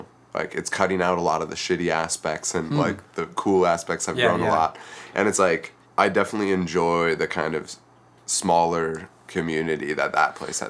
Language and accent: English; Wisconsin, United States; moved away as an adult; now in Seattle, United States; I'm from Wisconsin originally and moved out here about 2 years ago